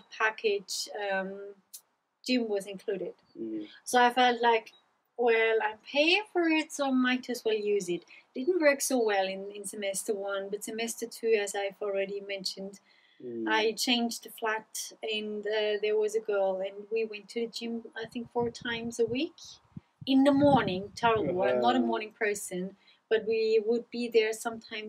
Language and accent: English; Pinzgau, Salzburg, Austria; also born or lived in Leeds; I grew up in Pinskau, very rural countryside.